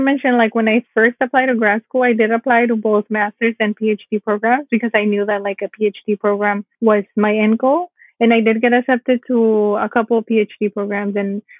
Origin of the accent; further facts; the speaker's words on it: California, United States; So because I mentioned, I grew up in California.